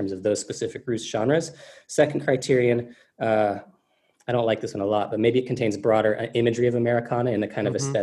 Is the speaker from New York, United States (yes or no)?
no; Texas, United States; I'm from Texas, so I've had country music my life, my entire life